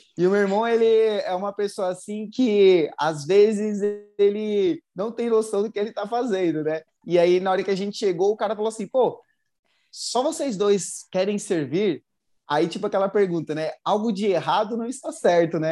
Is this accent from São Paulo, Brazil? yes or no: yes; São Paulo, Brazil; tenho 30 anos, sou natural de São Paulo